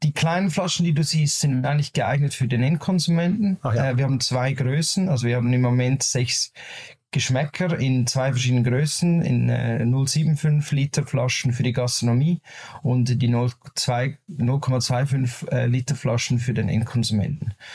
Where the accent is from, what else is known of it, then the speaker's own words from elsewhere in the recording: Zurich, Switzerland; Wir sind aus der Schweiz, aus Zürich, beziehungsweise ich